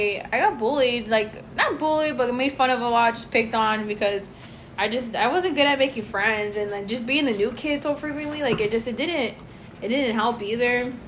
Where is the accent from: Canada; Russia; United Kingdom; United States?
United States; Fontana, California; also born or lived in Southgate; Although I did grow up in Fontana the majority of my life, but just to get a little more like in depth about it. So I remember I used to live like in Southgate for a few years.